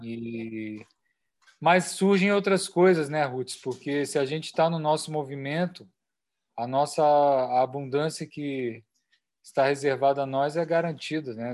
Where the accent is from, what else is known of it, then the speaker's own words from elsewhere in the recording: Chapada dos Veadeiros, Goiás, Brazil; Chapada dos Veadeiros, Cerrado, que é a minha terra